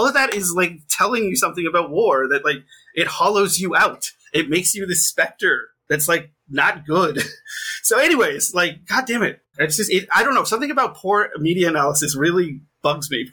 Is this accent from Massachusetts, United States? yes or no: yes; Hull, Massachusetts, United States; I grew up in Hull, like, partially, because, like, the South Shore